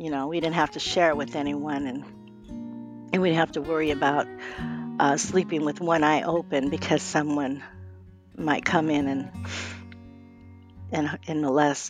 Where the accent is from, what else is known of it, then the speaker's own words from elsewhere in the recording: Phoenix, Arizona, United States; I was born and raised here in Phoenix, Arizona